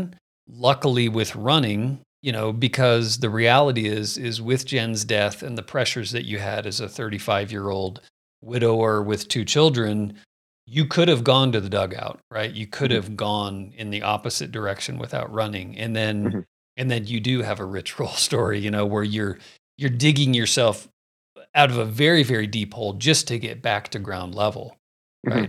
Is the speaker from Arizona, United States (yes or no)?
yes; Phoenix, Arizona, United States; moved away as an adult; now in Colorado, United States; I grew up in Phoenix